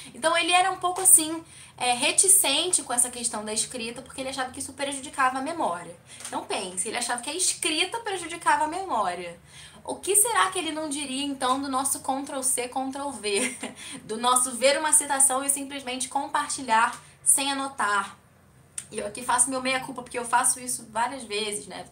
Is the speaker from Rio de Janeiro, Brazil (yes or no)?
yes; Rio de Janeiro, Brazil; now in Curitiba, Brazil; eu sou do Rio de Janeiro, não moro mais no Rio, moro em Curitiba